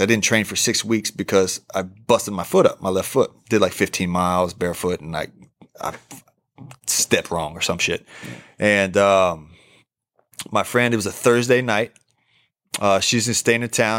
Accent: Oklahoma, United States; moved away as an adult; also born or lived in Portugal / Arizona; I'm from Oklahoma

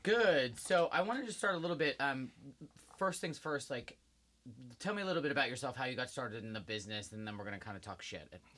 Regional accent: New Jersey, United States; I'm from Jersey

